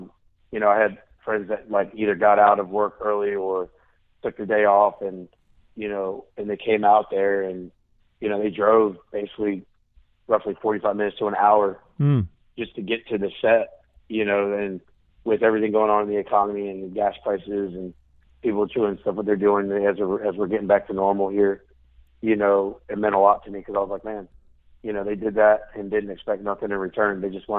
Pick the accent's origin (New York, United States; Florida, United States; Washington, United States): Florida, United States; now in Nashville, United States; I'm from Florida and still got my house down there.